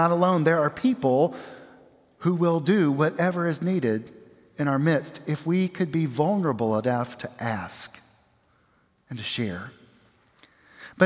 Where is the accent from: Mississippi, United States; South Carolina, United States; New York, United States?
South Carolina, United States; Aiken; I grew up across the river in Aiken, South Carolina